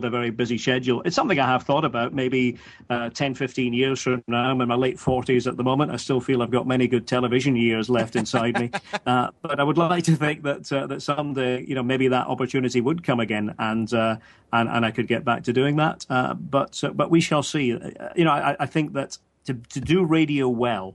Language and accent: English; Scotland, United Kingdom; as a Scot